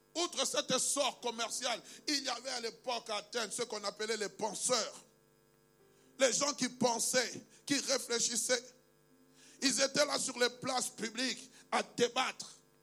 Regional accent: Kinshasa, DR Congo; also born or lived in Kasai-Occidental; now in Belgium; je suis congolais, né à Kinshasa, le 23 septembre 1971 père d'origine du Kassai occidental, mère d'origine du Kassai occidental

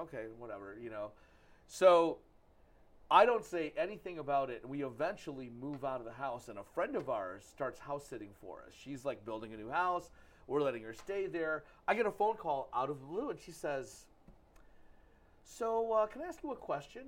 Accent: Troy, United States; also born or lived in New York; the house in Troy, I grew up

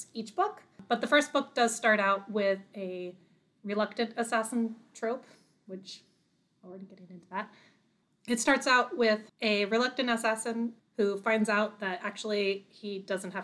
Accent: Florida, United States; moved away; also born or lived in Washington State / Arizona; I am originally from Florida. We moved to Washington State and then we moved to Arizona

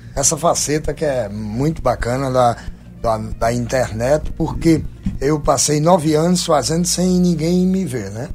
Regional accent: Goiana, Pernambuco, Brazil; moved away; also born or lived in Paraíba / João Pessoa / Portugal / Ribatejo; apesar de ter nascido em Goiânia, Pernambuco, e, e amar o meu berço

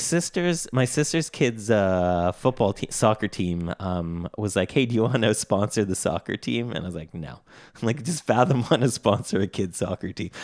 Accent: Canada; I'm Canadian

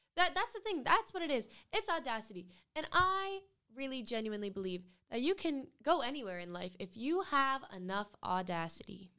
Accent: Rhode Island, United States; I'm from Rhode Island

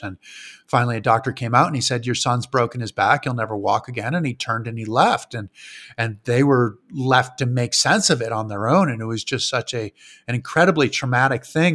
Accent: Granby, Massachusetts, United States; moved away; I grew up in a town called Granby, Massachusetts, which was probably about five thousand people in Western Mass

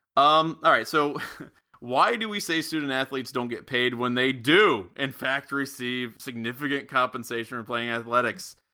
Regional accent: Middletown, Ohio, United States; I'm from Middletown, which is about twenty miles outside of Miami

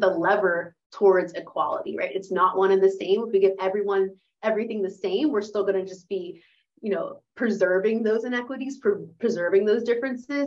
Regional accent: Pittsburgh, Pennsylvania, United States; moved away as an adult; I was born and raised here in Pittsburgh, went to Woodland Hills, went to Pitt.

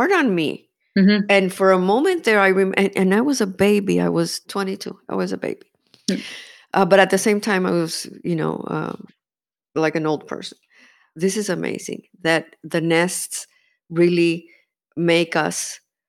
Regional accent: Miami, Florida, United States; also born or lived in Cuba; I was born in Cuba, and I'm a Cuban refugee. I am an American citizen. I'm proud to be American. I'm also proud to be Cuban. And for me, Miami's my country because this is where I'm 65. I came when I was 5

